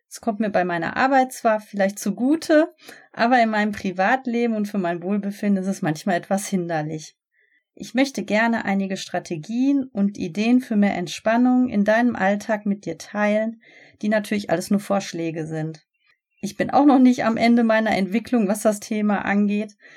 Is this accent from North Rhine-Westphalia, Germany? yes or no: yes; Gelsenkirchen, North Rhine-Westphalia, Germany; now in Bochum, Germany; ich bin 38 Jahre alt, aufgewachsen in Gelsenkirchen und lebe seit ein paar Jahren in Bochum.